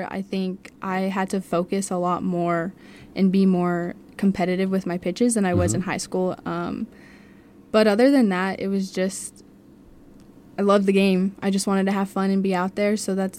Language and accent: English; Las Cruces, New Mexico, United States; I'm from Cruces